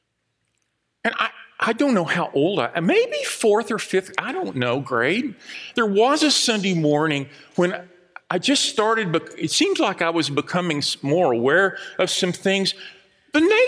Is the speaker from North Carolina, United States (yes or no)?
no; Dallas, Texas, United States; I grew up in Southeast Dallas, over on Alhambra Street, where all of the houses look the same